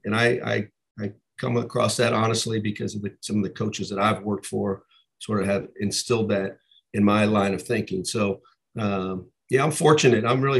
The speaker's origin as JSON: {"language": "English", "town": "Columbus", "region": "Ohio", "country": "United States", "tie": "born or raised there", "said": "I was born and raised in Columbus, Ohio"}